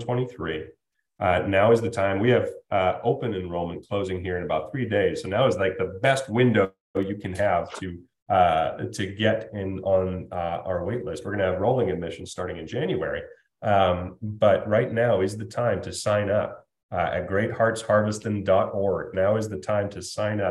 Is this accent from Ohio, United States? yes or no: yes; Toledo, Ohio, United States; moved away; Where I come from, where I was raised in Toledo, Ohio